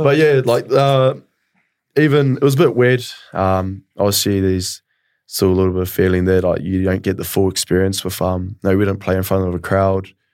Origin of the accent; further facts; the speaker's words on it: Kawerau, Bay of Plenty, New Zealand; moved away as an adult; also born or lived in Tauranga; now in Melbourne, Australia; I was raised in a small town in, um, Bayou Plini in New Zealand, uh, Kawerau